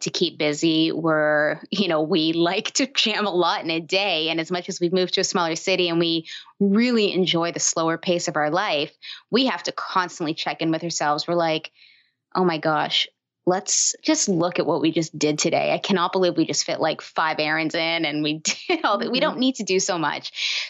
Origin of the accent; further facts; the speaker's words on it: Toronto, Ontario, Canada; moved away as an adult; now in Windsor, Canada; I'm from Toronto, bigger city in Canada